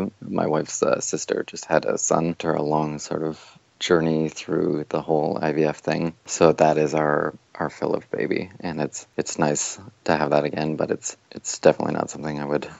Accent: Burlington, Ontario, Canada; also born or lived in Toronto, Canada; now in London, Canada; I was born north of there, and then grew up in Burlington, which is about a half hour from Toronto. Then I lived in Toronto for a bunch of years, and now I live in a place called London, Ontario.

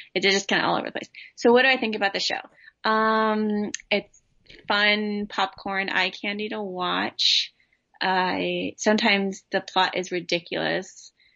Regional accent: Southern California, United States; I grew up in Southern California.

